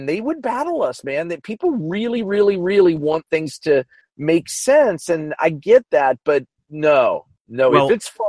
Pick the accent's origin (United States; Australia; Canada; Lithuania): United States; Kansas; moved away as an adult; also born or lived in Chicago; now in Los Angeles, United States; I'm from Kansas. I rode growing up.